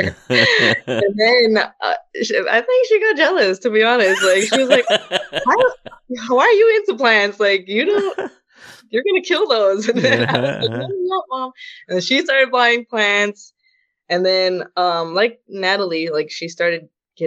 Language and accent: English; Fremont, California, United States; also born or lived in Alameda / Union City / San Leandro; I was born in Alameda and grew up in Fremont